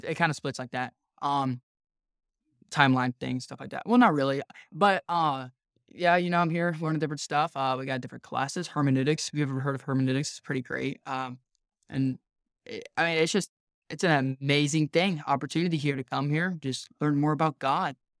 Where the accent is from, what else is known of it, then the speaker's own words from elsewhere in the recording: North Carolina, United States; I'm from North Carolina